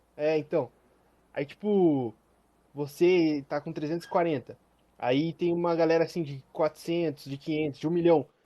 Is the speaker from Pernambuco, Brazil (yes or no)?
no; Curitiba, Paraná, Brazil; eu sou de Curitiba